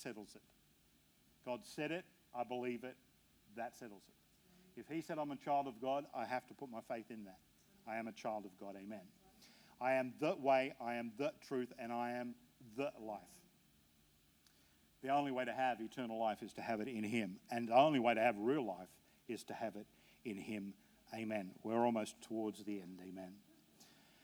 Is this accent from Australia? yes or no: yes; Australia; I'm an Aussie.